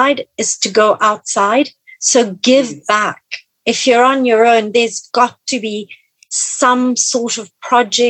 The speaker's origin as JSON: {"language": "English", "country": "Italy", "tie": "born or raised there", "moved": "yes", "said": "when I was growing up in Italy"}